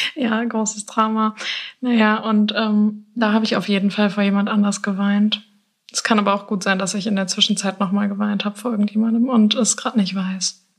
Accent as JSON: {"language": "German", "region": "Hamburg", "country": "Germany", "moved": "yes", "lives_now": "Lüneburg, Germany", "said": "bin 23 und ich komme aus Hamburg, aber wohne zurzeit in Lüneburg"}